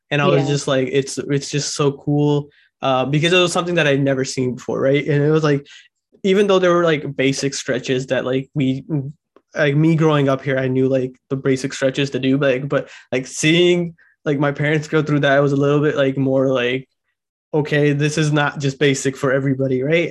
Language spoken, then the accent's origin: English; Sacramento, California, United States; I'm from Sacramento, and I actually was a part of a BPSHI workshop that was held at one of the gurdwara around my house.